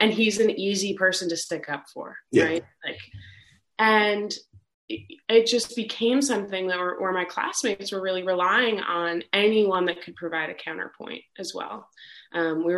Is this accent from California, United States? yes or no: no; New York, United States; growing up in New York State at the time I was in high school